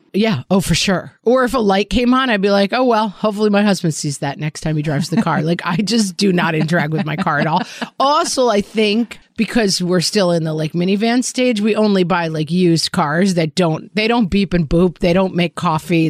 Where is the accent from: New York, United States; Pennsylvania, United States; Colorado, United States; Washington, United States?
New York, United States; as a New Yorker